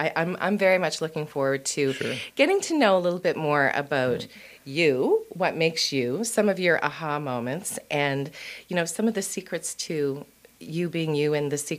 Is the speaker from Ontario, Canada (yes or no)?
no; Sackville, Nova Scotia, Canada; I grew up in Sackville.